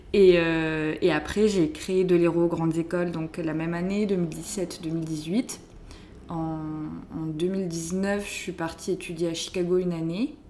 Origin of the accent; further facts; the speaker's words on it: southern France, France; Je viens d'une euh, petite famille de viticulteurs dans le sud de la France. Mes parents font du vin et j'ai grandi, euh, là-bas